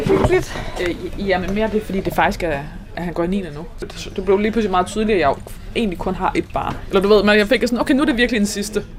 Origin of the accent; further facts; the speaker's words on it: Northwest Jutland, North Denmark Region, Denmark; jeg kommer fra Nordvestjylland